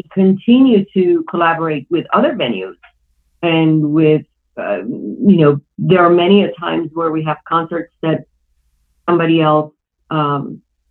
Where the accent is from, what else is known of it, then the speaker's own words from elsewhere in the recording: Iran; moved away; I grew up in Iran